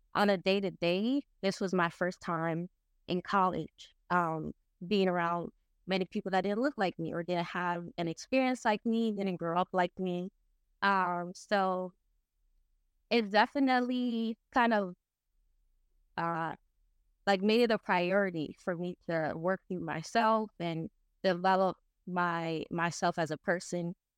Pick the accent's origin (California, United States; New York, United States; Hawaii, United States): New York, United States; New York City; I was born and raised in the Bronx